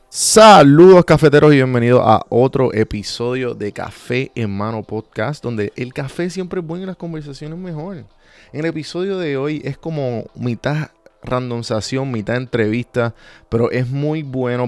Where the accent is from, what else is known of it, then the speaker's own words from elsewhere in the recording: Puerto Rico; moved away as an adult; yo me crié eh, en Puerto Rico